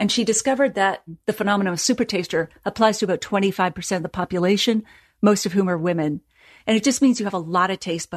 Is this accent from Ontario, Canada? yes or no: no; Nova Scotia, Canada; I come from Nova Scotia, so it's all about puns